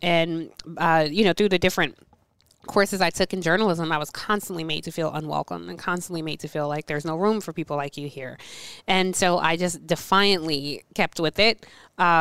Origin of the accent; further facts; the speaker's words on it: Atlanta, Georgia, United States; I grew up in Atlanta